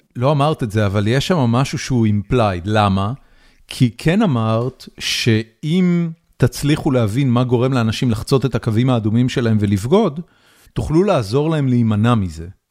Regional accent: Israel; moved away as an adult; now in United States; גדלתי בישראל, גיל 13, זה, זה בעצם אמצע סוף שנות ה-80

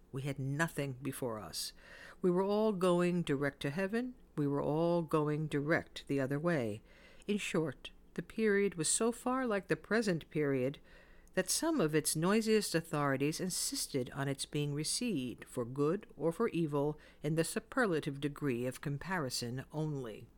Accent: New York City, New York, United States; I used to hear a lot of Yiddish words when I grew up in the Bronx

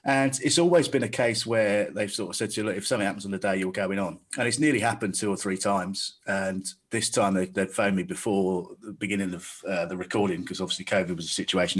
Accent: Staines, South East England, United Kingdom; I'm from Staines

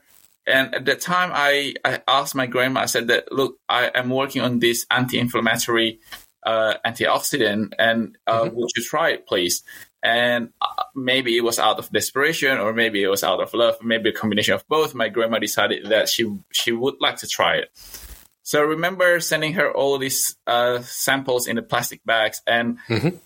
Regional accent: Indonesia; also born or lived in Newcastle, Australia; now in Australia; I was born in Indonesia of a Chinese descent

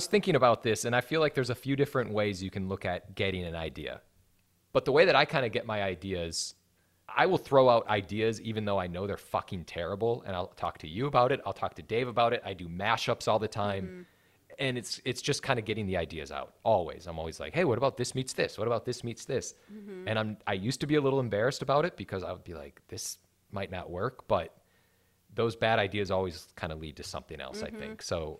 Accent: Wisconsin, United States; now in Los Angeles, United States; I just moved to Los Angeles. I'm from Wisconsin.

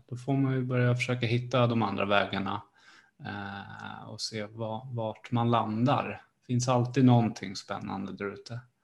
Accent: Sparreholm, Södermanland, Sweden; jag kommer ju från Sparreholm, det är eh, granne med eh, Malmköping och jag spelade ju fotboll i de här lagarna

